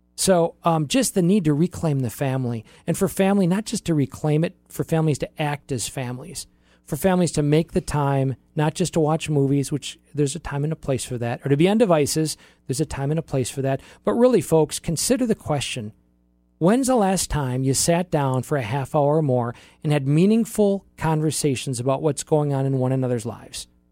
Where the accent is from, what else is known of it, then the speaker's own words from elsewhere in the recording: Oshkosh, Wisconsin, United States; moved away; So I grew up in Oshkosh, Wisconsin, really have lived thirteen places in my life, And m, my most memorable youth years from age three to age eighteen were in Oshkosh